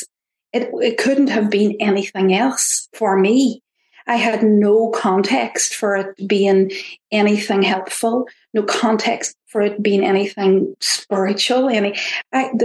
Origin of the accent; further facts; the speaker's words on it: Ireland; accent: Irish; my Irish accent